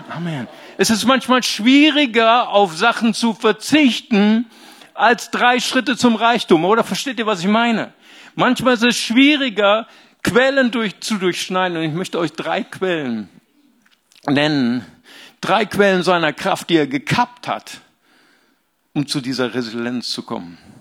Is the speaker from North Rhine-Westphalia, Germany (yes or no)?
yes; Bonn, North Rhine-Westphalia, Germany; Ich komme ja aus dem, aus Bonn.